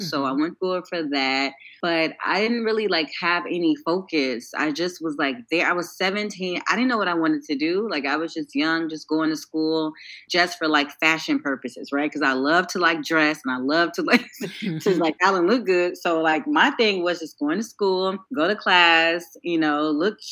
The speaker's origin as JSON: {"language": "English", "town": "Chicago", "region": "Illinois", "country": "United States", "tie": "born or raised there", "moved": "as an adult", "lives_now": "Los Angeles, United States", "said": "Hersey Julian High School, which is on the south side of Chicago, which is where I'm from"}